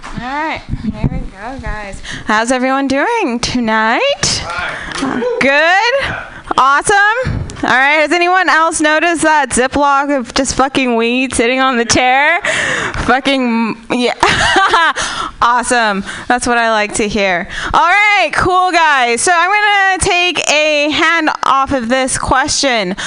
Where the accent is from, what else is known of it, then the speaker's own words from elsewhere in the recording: Namibia; now in United States; I am from Namibia. Technically, I'm an alien.